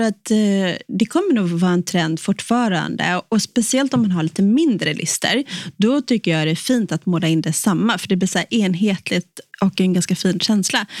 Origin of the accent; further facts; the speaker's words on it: Sweden; som svensk